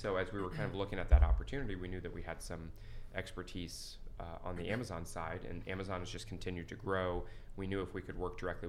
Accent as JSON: {"language": "English", "town": "Shelbyville", "region": "Indiana", "country": "United States", "said": "I'm a Central Indiana guy. I'm from Shelbyville, Indiana"}